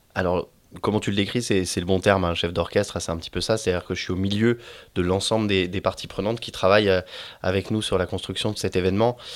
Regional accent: Saint-Malo, Brittany, France; je suis né à Saint-Malo

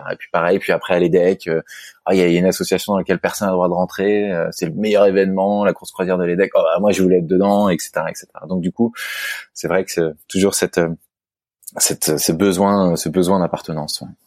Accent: Versailles, Île-de-France, France; je suis né à Versailles, euh, Yvelines, euh, et euh, j'ai grandi à Versailles également.

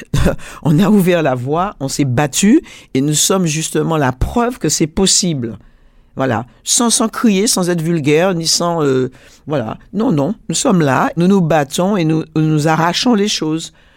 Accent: Martinique, France; je suis martiniquaise, antillaise, donc française

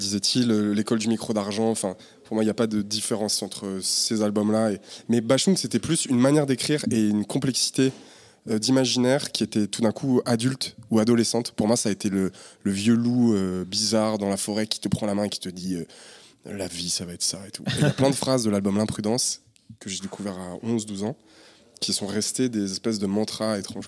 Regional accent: Saint-Étienne, Auvergne-Rhône-Alpes, France; also born or lived in Firminy; on a passé toute notre vie euh, à Terre-Noire

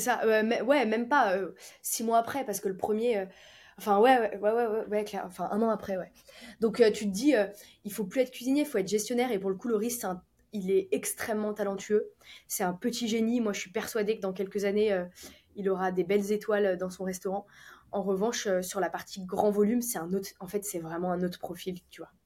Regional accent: Lyon, Auvergne-Rhône-Alpes, France; now in Nice, France; on est lyonnais.

